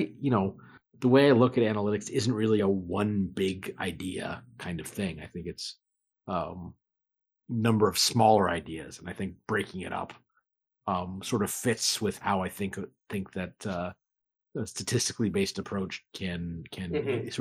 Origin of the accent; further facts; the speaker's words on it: Anchorage, Alaska, United States; I'm originally from Anchorage, Alaska